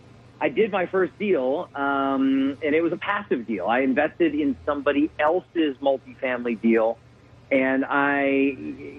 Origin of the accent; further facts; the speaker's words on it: Kentucky, United States; now in Houston, United States; I grew up in Kentucky.